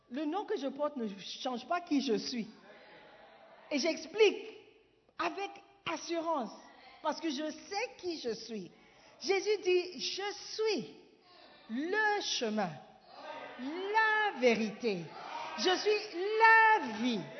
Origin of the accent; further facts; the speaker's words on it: Ghana; French is a second language; Mais il était surpris que je puisse dire que je ne suis pas francophone. Et je lui ai expliqué avec assurance, avec certitude, que je suis ghanéenne. Je, suis ghanéenne.